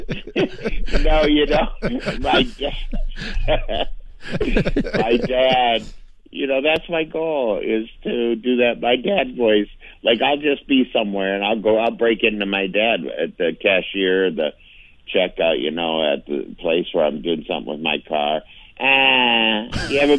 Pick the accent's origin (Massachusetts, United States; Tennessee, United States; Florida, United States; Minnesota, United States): Minnesota, United States; St. Paul; I grew up in St. Paul